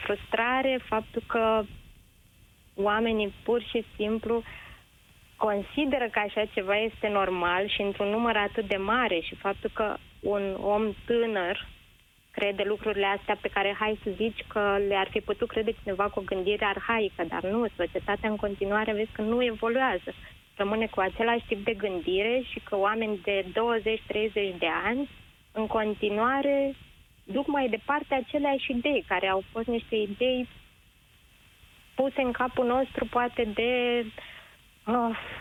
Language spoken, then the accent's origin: Romanian; Ploiești, Prahova, Romania; orașul meu natal, din Ploiești